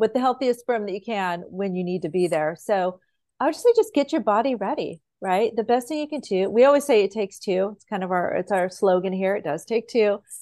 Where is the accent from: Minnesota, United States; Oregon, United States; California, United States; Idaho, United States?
Idaho, United States; moved away; I grew up in Idaho